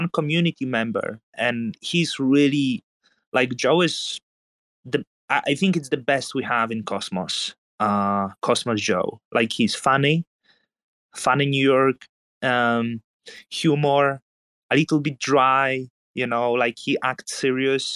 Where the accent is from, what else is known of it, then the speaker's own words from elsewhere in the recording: Poland; growing up in Poland